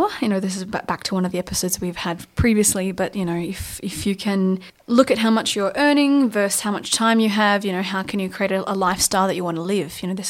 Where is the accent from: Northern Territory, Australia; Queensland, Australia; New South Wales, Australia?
New South Wales, Australia; New South Wales far south coast, Australia; moved away; My hometown where I went to primary school got burnt out on New Year's Eve, and my town has been under threat for the last 6 days, 7 days